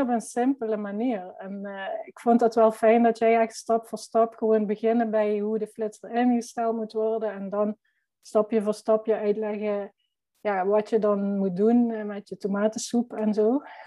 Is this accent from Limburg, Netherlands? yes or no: yes; Limburg, Netherlands; accent: Limburg; ik ben fotograaf uit Limburg. Dat zal je vast wel horen.